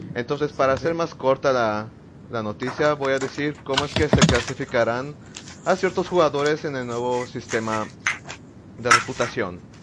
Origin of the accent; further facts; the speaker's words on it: Tuxtla Gutiérrez, Chiapas, Mexico; soy de Tuxtla Gutiérrez